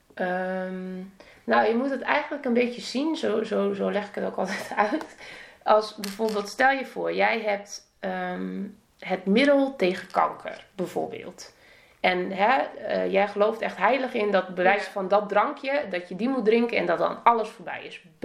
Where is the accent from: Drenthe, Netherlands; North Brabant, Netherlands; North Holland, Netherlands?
Drenthe, Netherlands; Emmen; moved away as an adult; also born or lived in Assen; ik kwam uit Emmen